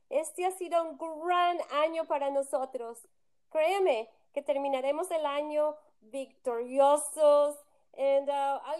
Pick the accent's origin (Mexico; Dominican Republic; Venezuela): Mexico; Ay, como los mexicanos no hay dos, para bien y para mal.